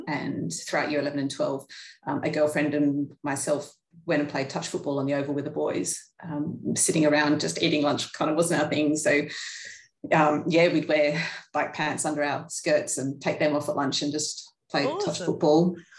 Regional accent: Sydney, New South Wales, Australia; now in Canberra, Australia; If people say, where are you from? I generally say Sydney. I don't often admit to the Canberra connection, but that's just more convenience rather than having to say, here, then I moved. But yeah, I mean, it was a great place for a kid to grow up.

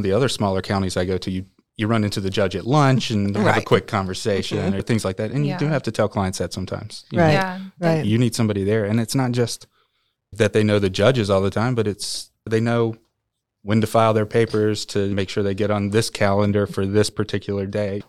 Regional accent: Benson, North Carolina, United States; I am. I'm from Benson.

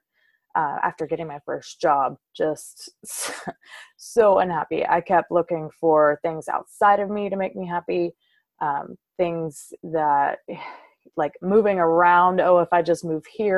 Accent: Covington, Louisiana, United States; I am from South Louisiana, a little town called Covington. It's about half an hour north of New Orleans. And I was raised in a very small, tight-knit Southern Baptist community.

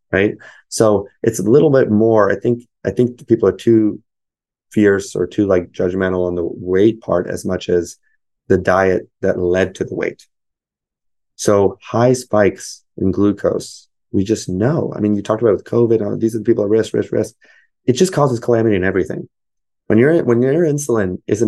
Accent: United States; I'm American. I was born here

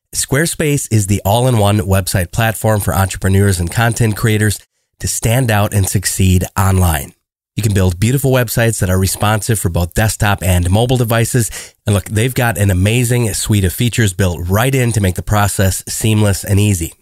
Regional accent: Austin, Texas, United States; I'm from Austin, Texas

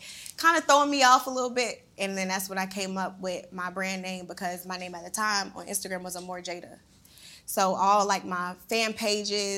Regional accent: Savannah, Georgia, United States; I'm from Savannah, Georgia. It's a real small town

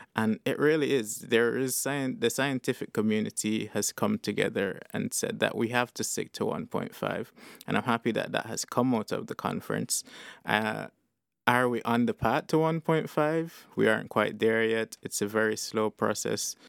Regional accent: St. Kitts & Nevis; moved away as an adult; now in London, United Kingdom; So, like I said, I'm from Saint-Quentin-Nevis.

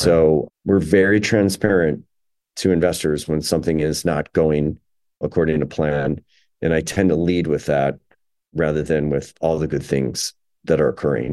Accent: Chicago, Illinois, United States; also born or lived in New York; Illinois is my, my hometown, Chicago is my hometown

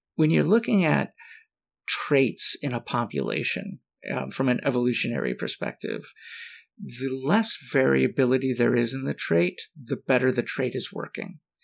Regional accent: Michigan, United States; I'm from Michigan

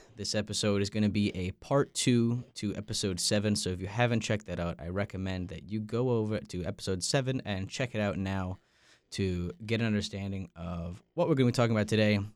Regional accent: Long Island, New York, United States; moved away as an adult; now in North Carolina, United States; I'm from Long Island, New York, and I'm a freshman here at N C State

